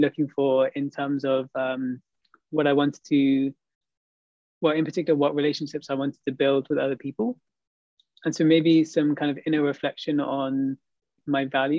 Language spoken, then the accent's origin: English; United Kingdom; moved away as an adult; now in Montreal, Canada; In the UK, I grew up in a place which was, there weren't so many people that looked like me, basically. It was an environment which was fairly rural, I would say, in my hometown.